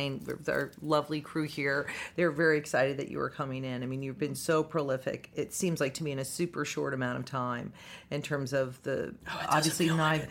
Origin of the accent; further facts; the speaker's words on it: Denver, Colorado, United States; I grew up in Denver